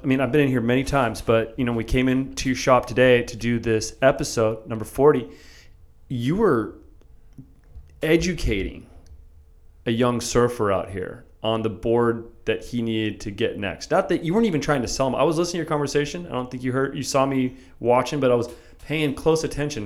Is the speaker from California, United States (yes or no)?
yes; San Diego, California, United States; I grew up here in San Diego